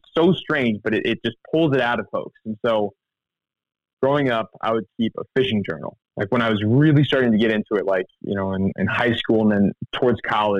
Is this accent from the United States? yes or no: yes; Missouri, United States; because I grew up in the Ozarks in Missouri. So I'd talk about the skeleton trees in a Missouri winter just crackling in the wind.